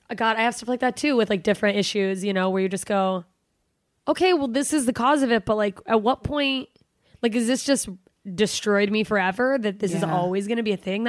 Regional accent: Alaska, United States; moved away; I'm from Alaska.

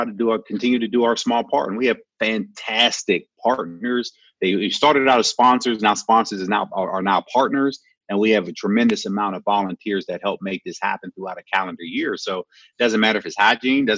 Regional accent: Pittsburgh, Pennsylvania, United States; also born or lived in Detroit; Born and raised in Pittsburgh, went to Eastern Michigan, played my first 4 years in Detroit, and then came back home to Pittsburgh

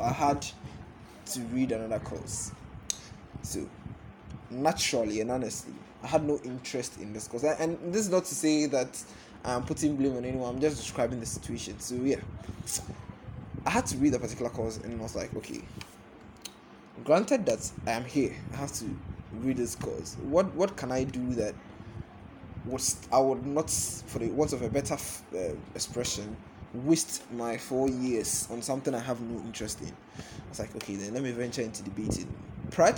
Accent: Ghana; also born or lived in Accra, Ghana / Cape Coast, Ghana; I'm a Ghanaian. I have lived most of my life around the coastal belt of Ghana. So Accra, Cape Coast, Accra, yes, those are the places. Most of my life

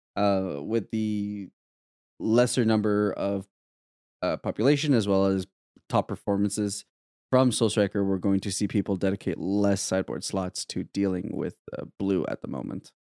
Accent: Canada; as a Canadian

